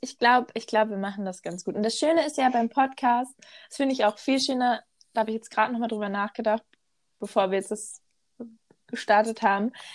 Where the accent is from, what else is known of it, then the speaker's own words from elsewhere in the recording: Ruhr area, North Rhine-Westphalia, Germany; ich komme ja wirklich richtig aus dem Ruhrgebiet